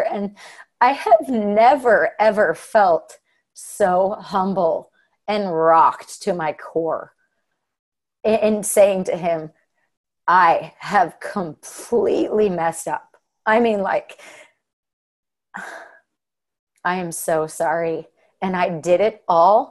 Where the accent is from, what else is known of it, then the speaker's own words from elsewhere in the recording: Hurricane, Utah, United States; I was raised in Hurricane